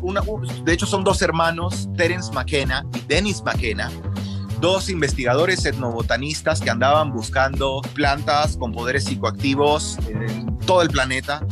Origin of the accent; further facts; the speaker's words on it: Peru; now in Guatemala; yo soy peruano de nacimiento, una persona muy respetuosa de nuestras culturas ancestrales de toda la vida